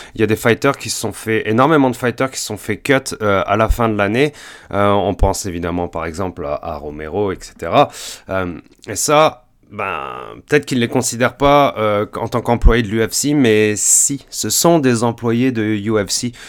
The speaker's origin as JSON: {"language": "French", "country": "France", "moved": "yes", "lives_now": "Montreal, Canada", "said": "je suis français, je suis canadien, euh, j'habite au Canada depuis environ 11 ans"}